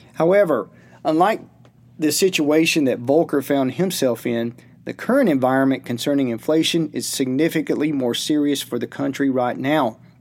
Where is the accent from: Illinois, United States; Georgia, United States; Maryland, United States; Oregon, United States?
Georgia, United States; his and my home state of Georgia